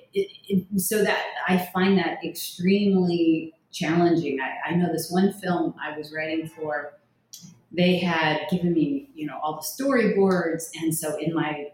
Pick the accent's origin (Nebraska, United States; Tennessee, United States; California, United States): California, United States; Thousand Oaks; now in Miami Beach, United States; I grew up in the LA area, just kind of north of probably where you're at in Thousand Oaks